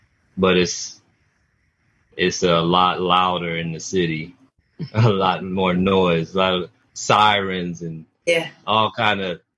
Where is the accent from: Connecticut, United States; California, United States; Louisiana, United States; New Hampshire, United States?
California, United States; Bay Area; now in Georgia, United States; I'm originally from Cali, California. The Bay Area, San Francisco, Oakland, the big city, urban. So from being from the big city, I always appreciated the country.